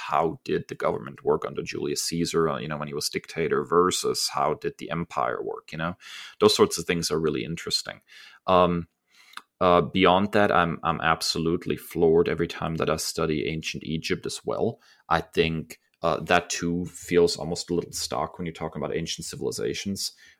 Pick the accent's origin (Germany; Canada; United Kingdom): Germany; now in United States; I grew up in Germany and it seemed to be a part of my heritage that I was trying to connect with, you know, my father being originally from the United States.